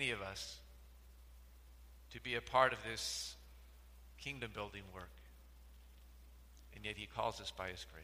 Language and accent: English; United States; also born or lived in Philippines; we're from the United States